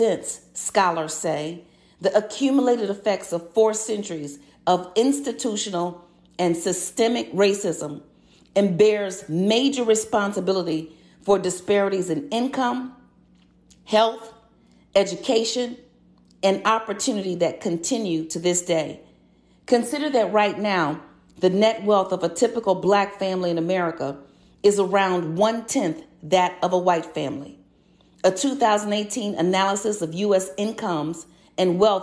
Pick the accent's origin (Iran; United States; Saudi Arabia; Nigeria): United States; Chicago, Illinois; I was born and raised in Chicago